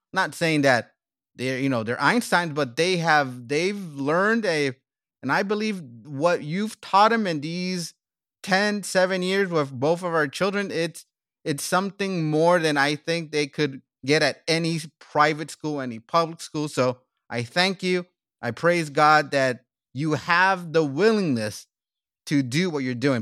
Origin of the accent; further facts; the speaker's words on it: United States; also born or lived in South Korea / South Africa; we came to my home country, United States